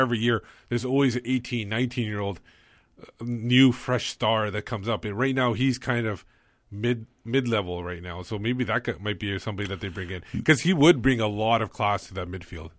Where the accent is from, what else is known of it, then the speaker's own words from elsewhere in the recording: Canada; I was born in Canada